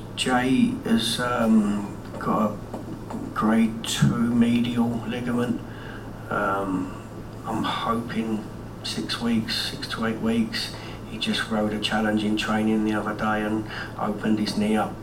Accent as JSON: {"language": "English", "region": "London", "country": "United Kingdom", "tie": "born or raised there", "said": "I was born in Elephant and Castle, grew up a Wimbledon fan"}